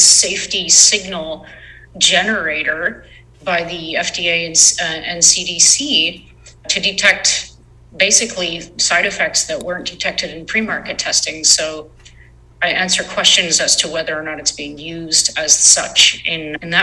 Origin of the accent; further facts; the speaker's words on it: Canada; I'm from Canada